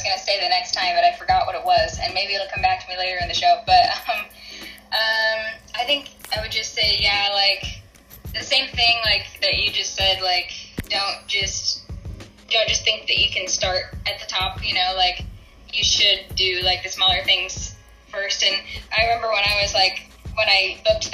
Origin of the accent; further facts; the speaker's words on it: Salt Lake City, Utah, United States; I'm from Salt Lake City